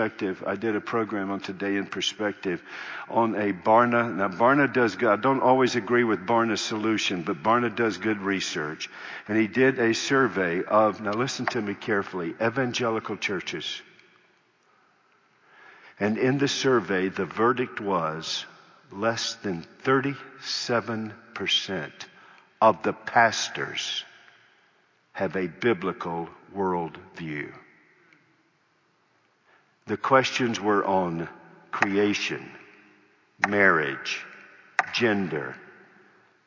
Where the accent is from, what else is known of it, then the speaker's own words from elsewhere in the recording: North Carolina, United States; I grew up in North Carolina.